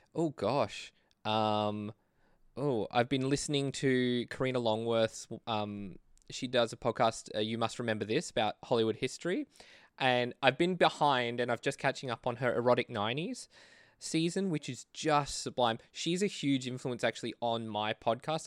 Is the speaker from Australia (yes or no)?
yes; Australia; I'm a filmmaker from Australia